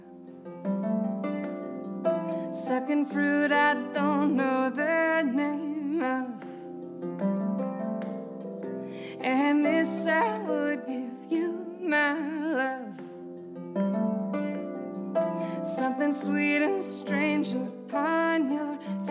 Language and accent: English; Philadelphia, Pennsylvania, United States; moved away as an adult; also born or lived in Berlin, Germany; I'm from Philadelphia first and then a farm outside of Philly.